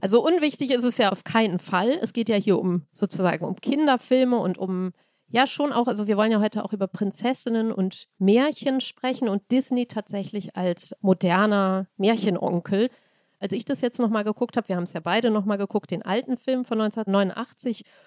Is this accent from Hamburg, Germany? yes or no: yes; Hamburg, Germany; Ich als Hamburgerin bin sehr weit weg, kulturell und geografisch, von München